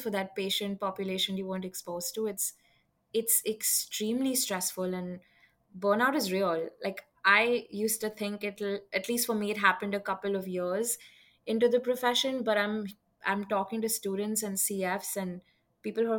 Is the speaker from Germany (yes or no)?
no; Mumbai, Maharashtra, India; moved away as an adult; now in United States; I'm from Mumbai, India. That's where I grew up and spent the first 20 years of my life.